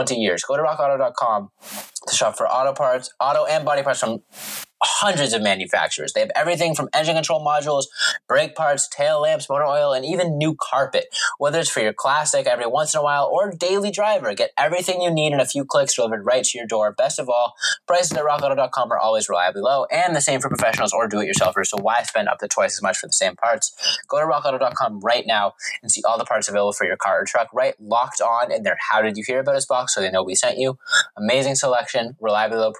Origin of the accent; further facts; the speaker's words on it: Massachusetts, United States; Growing up in the Mass area